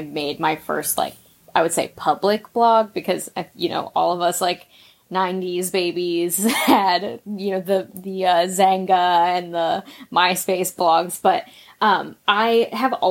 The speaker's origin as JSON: {"language": "English", "region": "West Virginia", "country": "United States", "said": "That's where I'm from."}